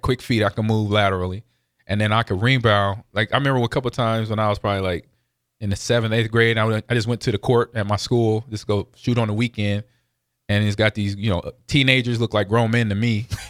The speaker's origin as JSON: {"language": "English", "region": "West Coast", "country": "United States", "tie": "born or raised there", "moved": "yes", "said": "growing up on the West Coast"}